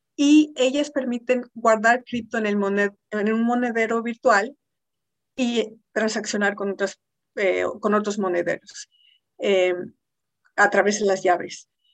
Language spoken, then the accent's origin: Spanish; Mexico; Siendo mexicana